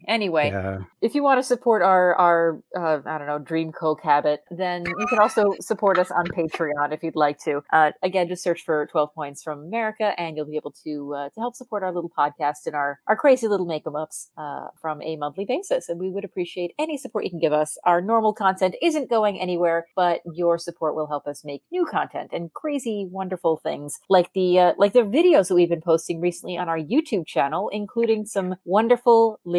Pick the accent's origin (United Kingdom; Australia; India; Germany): United Kingdom; Ledbury, West Midlands; nominating my closest city, where I work, in fact, to where I live, which is Hereford, just 12 miles from my hometown of Ledbury.